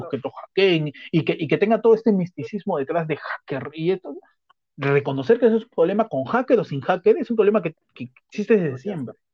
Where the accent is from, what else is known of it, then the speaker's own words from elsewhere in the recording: Peru; mañana que soy bien peruano.